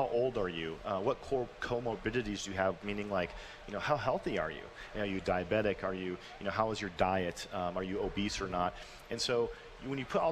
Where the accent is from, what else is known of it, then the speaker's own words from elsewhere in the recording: Minnesota, United States; now in Colorado, United States; I grew up in Minnesota